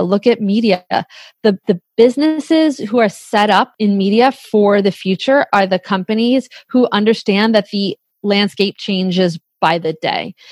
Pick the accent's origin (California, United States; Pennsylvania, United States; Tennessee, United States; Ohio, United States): Pennsylvania, United States; Bucks County; we're from Bucks County